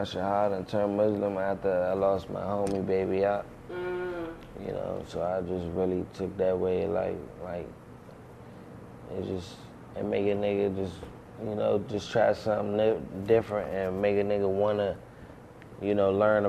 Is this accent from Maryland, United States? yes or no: yes; Riverdale, Maryland, United States; I'm from Riverdale, Maryland. Riverdale.